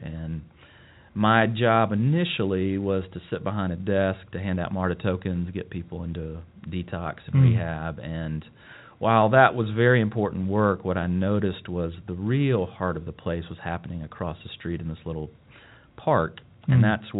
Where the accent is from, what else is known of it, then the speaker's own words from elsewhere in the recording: Charlotte, North Carolina, United States; now in Asheville, United States; I'm from Charlotte. Grew up at the intersection of South Boulevard and Tivola. That's where I call home, and was there from birth until 18, middle-class family, two hard-working parents. I was baptized at Myers Park, and then my folks switched over to Sharon United Methodist